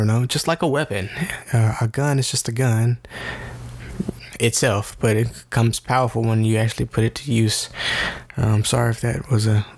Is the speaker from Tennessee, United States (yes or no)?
yes; Memphis, Tennessee, United States; we're from Memphis, Tennessee